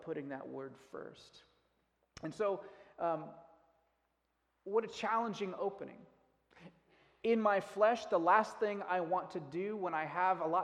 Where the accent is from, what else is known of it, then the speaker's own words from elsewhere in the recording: United States; as an American